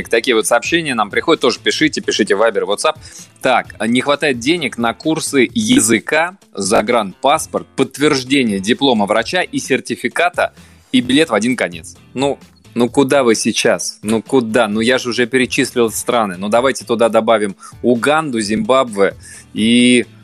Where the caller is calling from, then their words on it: Lipetsk, Lipetsk Oblast, Russia; Я из Липецка.